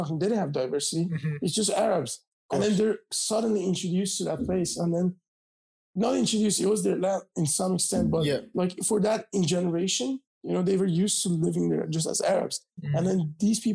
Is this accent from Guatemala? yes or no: no; Iran; now in United States; I grew up in Iran